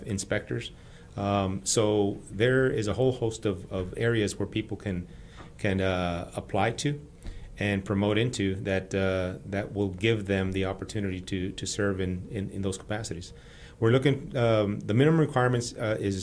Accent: El Paso, Texas, United States; moved away as an adult; now in Houston, United States; the community where I grew up in El Paso

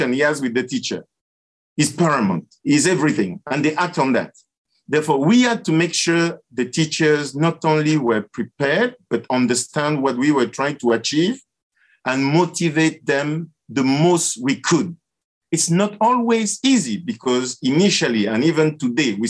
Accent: Cameroon; moved away; also born or lived in Canada / Latin America; I was born in Cameroon

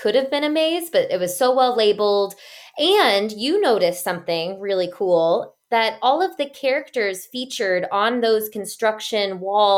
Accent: Texas, United States; as a Texan

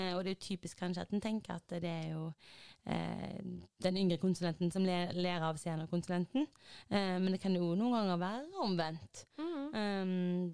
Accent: Haugesund, Rogaland, Norway; moved away as an adult; now in Oslo, Norway; jeg har vært hjemme i Haugesund

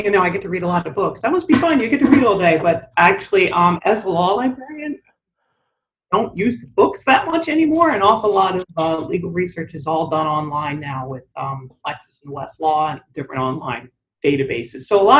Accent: Delaware County, Pennsylvania, United States; I'm from not from too far away from here. I'm from Delaware County, Pennsylvania. That's where I grew up.

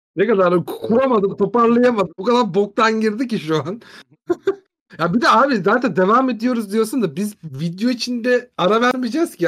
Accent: Turkey; biz Türk'üz

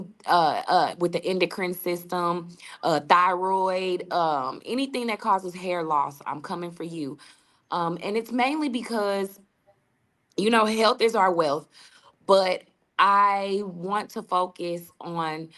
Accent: St. Louis, Missouri, United States; also born or lived in Seattle, Washington; Originally, I'm from Seattle, Washington, but I moved here as a girl, and I grew, and St. Louis has made me. This is my home

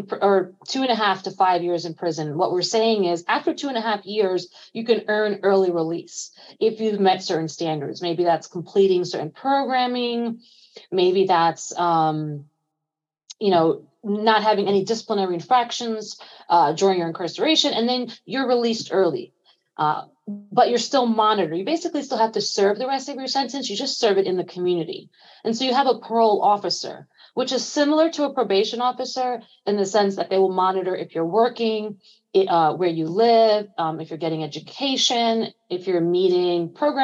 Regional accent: New York City, New York, United States; I was born and raised in East New York, Brooklyn

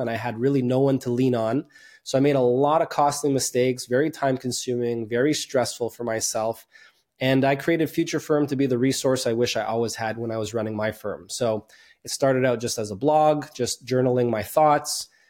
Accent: Montreal, Quebec, Canada; born and raised in Montreal, Canada

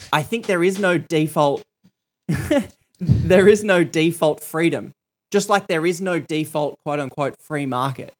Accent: Australia; I grew up in Australia

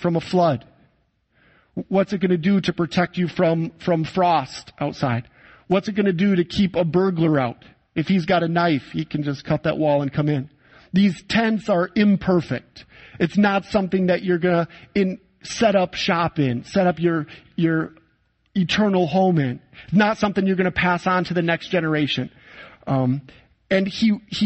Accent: Saginaw, Michigan, United States; moved away as an adult; now in Poland; my hometown of Saginaw, Michigan

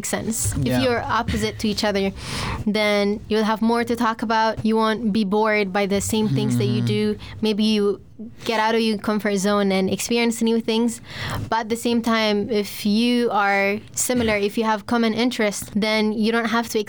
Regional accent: Stockholm, Stockholm County, Sweden; also born or lived in Växjö; I'm from Stockholm

